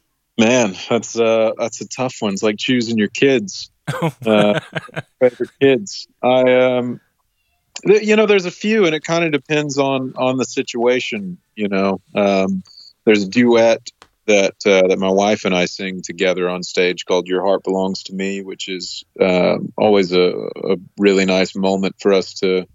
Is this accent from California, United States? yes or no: no; Texas, United States; Like most kids growing up in Texas, I was always outside playing sports and running around.